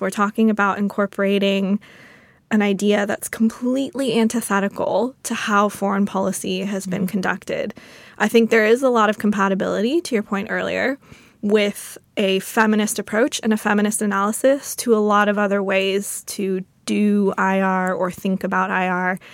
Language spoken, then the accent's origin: English; United States; I'm an American